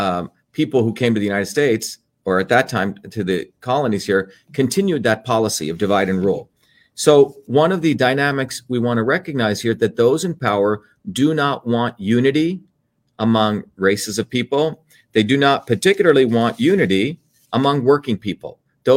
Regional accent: India; born there; you know, I was born in India

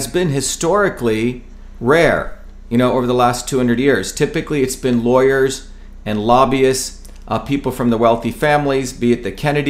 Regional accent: New Jersey, United States; born or raised there; also born or lived in India / Paterson, New Jersey / Clifton, New Jersey

